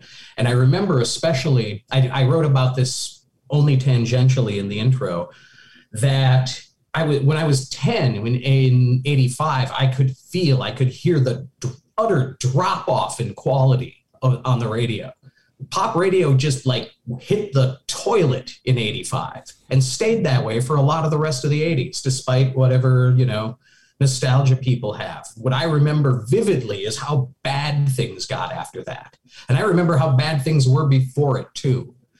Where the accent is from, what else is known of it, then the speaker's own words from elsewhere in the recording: Richfield, Minnesota, United States; I was in Richfield, which is a first ring suburb of Minneapolis. And that was a big part of it, too, because I was living in the Twin Cities.